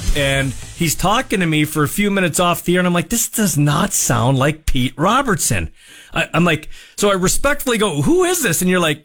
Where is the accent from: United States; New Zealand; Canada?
Canada; as a Canadian